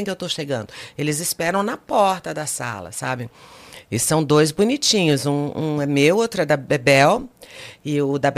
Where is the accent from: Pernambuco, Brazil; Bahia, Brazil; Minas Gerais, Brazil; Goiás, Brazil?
Goiás, Brazil; Goiânia; born there; Eu nasci em Goiânia. Só de já nascer em Goiânia, que é uma cidade menor, que é uma cidade pequena.